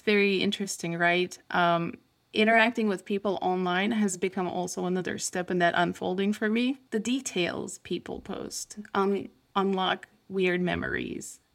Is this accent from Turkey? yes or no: yes; Turkey; moved away; I grew up in Turkey, so I went to school in Turkey